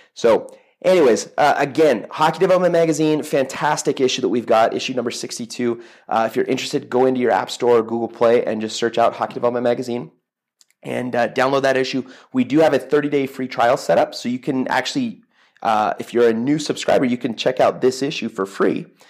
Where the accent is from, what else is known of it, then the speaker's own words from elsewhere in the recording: Toronto, Ontario, Canada; I grew up in Toronto